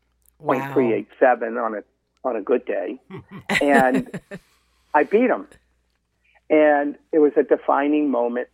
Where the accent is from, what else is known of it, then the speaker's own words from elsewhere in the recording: Medford, Massachusetts, United States; boy growing up in Medford, right outside, obviously, of Boston